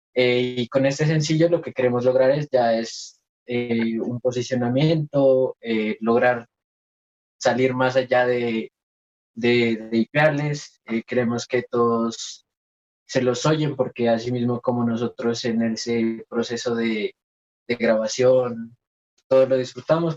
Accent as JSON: {"language": "Spanish", "region": "Nariño", "country": "Colombia", "said": "nosotros somos Concubar, eh, de Nariño para el mundo"}